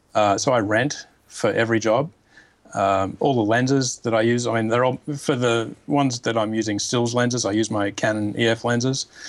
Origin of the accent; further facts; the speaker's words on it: Australia; now in New York, United States; I'm an Australian living in New York